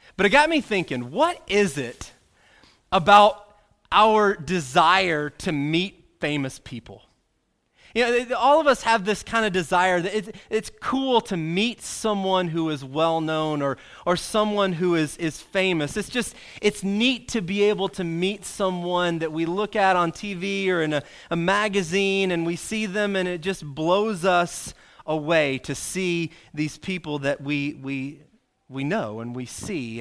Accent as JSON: {"language": "English", "region": "Arkansas", "country": "United States", "tie": "born or raised there", "said": "pretty much since I've been born, growing up in Arkansas"}